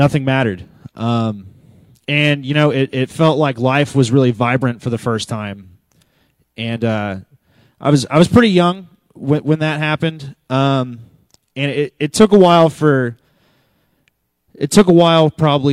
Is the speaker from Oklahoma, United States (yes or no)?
yes; Moore, Oklahoma, United States; I grew up here in Moore, and I actually grew up coming here all my life